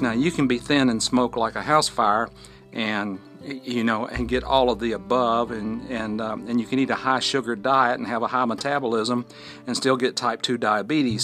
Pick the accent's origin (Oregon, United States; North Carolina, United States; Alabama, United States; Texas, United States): Alabama, United States; Fort Payne; recording from my hometown, Fort Payne, Alabama, at the foot of Lookout Mountain.